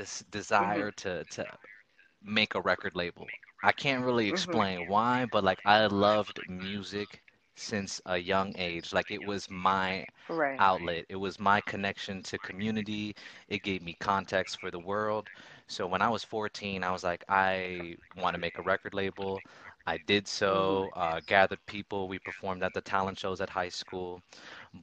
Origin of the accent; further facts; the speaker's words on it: Orlando, Florida, United States; I grew up in Orlando, Florida